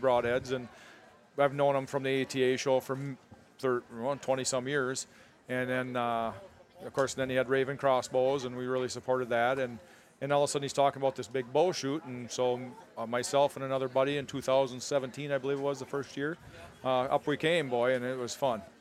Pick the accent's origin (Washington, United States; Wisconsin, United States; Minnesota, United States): Wisconsin, United States; we grew up in Wisconsin